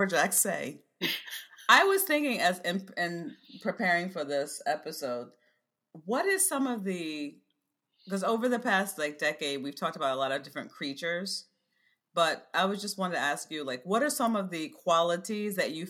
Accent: Maryland, United States; I'm from Maryland.

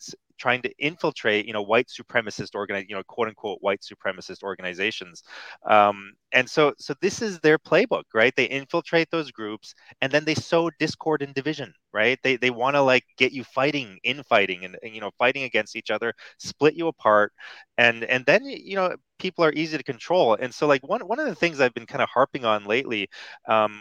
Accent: United States; when I was growing up in America

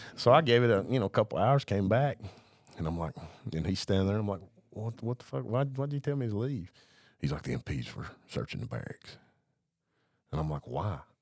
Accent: Blairsville, Georgia, United States; also born or lived in Hawaii; I'm from the North Georgia mountains

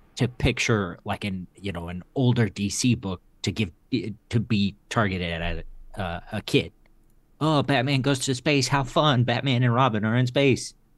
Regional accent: Texas, United States; in Texas, my, uh, my hometown shop

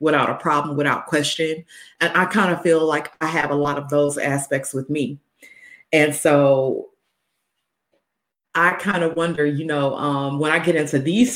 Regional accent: the South, United States; I was raised in the South

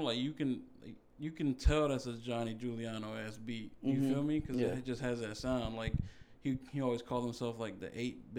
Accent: Des Plaines, Illinois, United States; also born or lived in Florida; I grew up in Des Plaines, Illinois, in like a trailer home.

